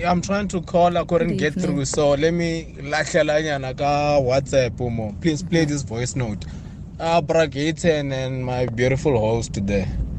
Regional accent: Pretoria, Gauteng, South Africa; Why can't I just be … from Pretoria?

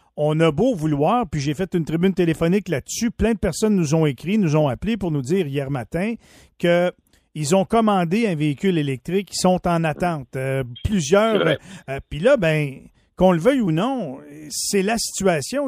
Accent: Quebec, Canada; chez nous au Québec

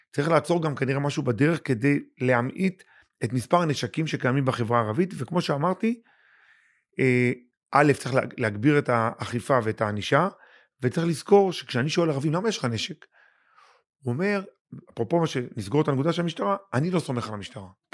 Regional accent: Lod, Central District, Israel; born or raised there

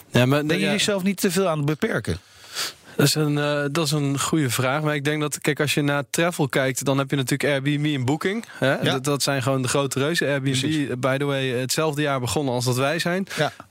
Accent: Wageningen, Gelderland, Netherlands; En ehm, dat ik kom zelf uit Wageningen, dus wij we zijn hier

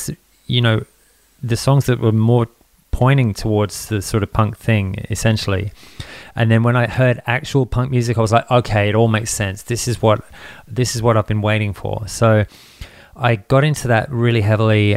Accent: England, United Kingdom; also born or lived in Townsville; now in Australia; I grew up in England back in the days when punk kind of kicked off over there.

